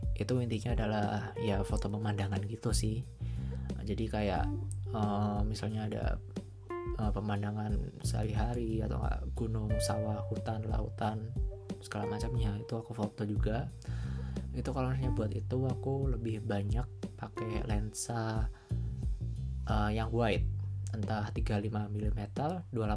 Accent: Malang, East Java, Indonesia; also born or lived in Purwokerto, Central Java; aku uh, dulu di Purwokerto terus pindah ke Malang

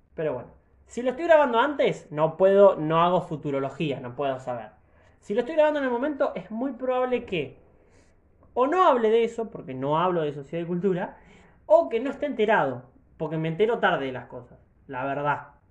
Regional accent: Argentina; soy argentino

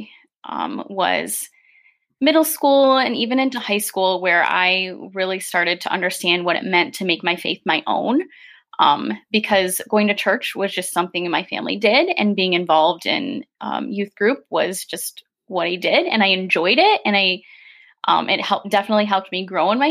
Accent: Grand Haven, Michigan, United States; I have been born and raised in Grand Haven

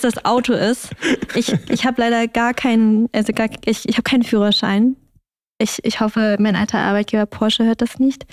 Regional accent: Germany; ich bin in Deutschland aufgewachsen

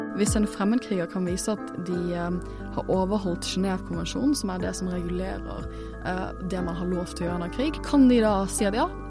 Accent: Norway; jeg er jo norsk

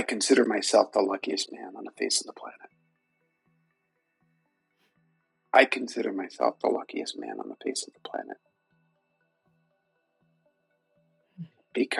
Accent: New York City, New York, United States; I'm from Brooklyn and I grew up a Yankees fan.

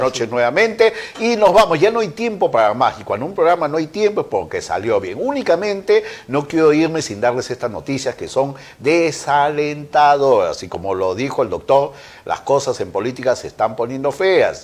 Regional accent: Peru; somos todos los peruanos

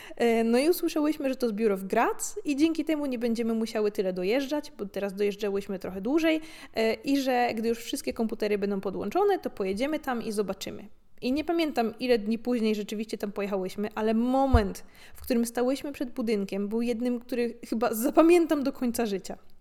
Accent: Gorzów Wielkopolski, Lubusz Voivodeship, Poland; moved away; Dorastając w Polsce, E, w późnych latach 90. i 2000., zwłaszcza w niedużym mieście, jakim jest Gorzów

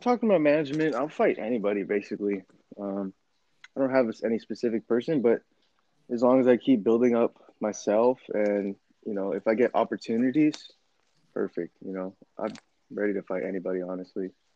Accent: Temecula, California, United States; also born or lived in Torrance, California / Arizona; I was born in Torrance, California, but then we moved over to Temecula when I was probably like kindergarten, and then I've been there since

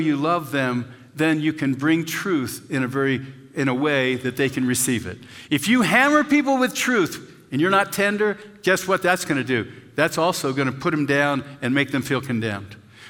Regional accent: Pennsylvania, United States; now in Castle Rock, United States; where I grew up in Pennsylvania

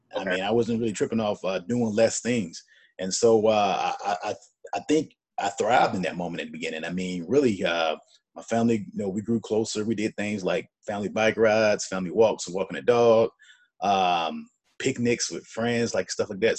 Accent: Birmingham, Alabama, United States; moved away as an adult; now in Atlanta, United States; my hometown of Birmingham

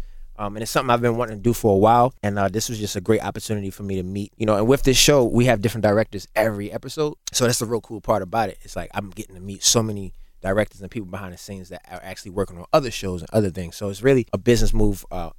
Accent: Baltimore, Maryland, United States; I'm from Baltimore

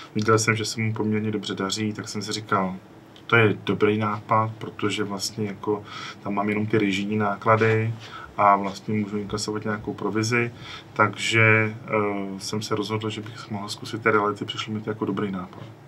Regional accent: Czechia

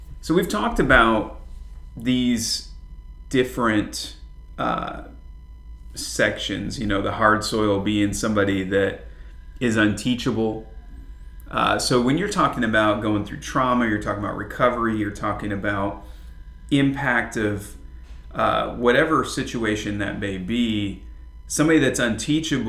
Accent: Flint, Michigan, United States; moved away; I grew up, even though I was in a suburb of Flint, Michigan, there were still a lot of farms and a lot of farmland.

